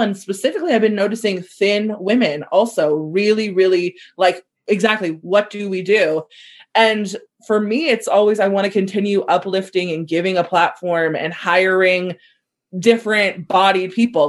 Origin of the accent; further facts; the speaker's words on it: Southern California, United States; growing up in SoCal